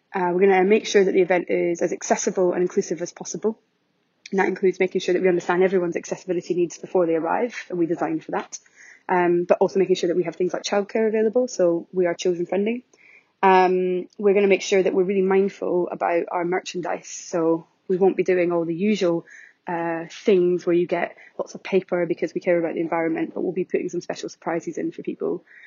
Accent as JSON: {"language": "English", "region": "Scotland", "country": "United Kingdom", "accent": "very Scottish", "said": "my very Scottish accent"}